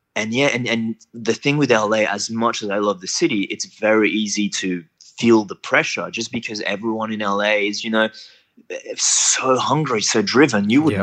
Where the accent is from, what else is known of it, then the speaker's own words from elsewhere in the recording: New Caledonia; moved away as an adult; now in Australia; originally I'm from New Caledonia, so that's like a small little French island in the Pacific between Australia and New Zealand. So I grew up there up until I was about 18